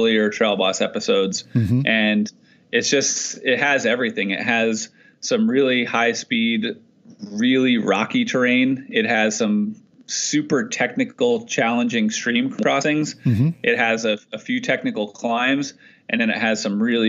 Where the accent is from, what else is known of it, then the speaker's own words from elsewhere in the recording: New Jersey, United States; also born or lived in Pennsylvania; I grew up on the East Coast in New Jersey, and I went to college in Pennsylvania